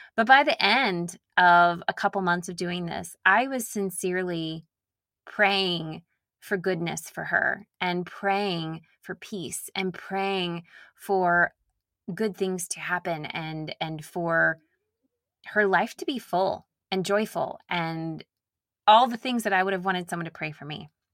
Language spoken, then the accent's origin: English; Nashville, Tennessee, United States; accent: Southern; I grew up in Nashville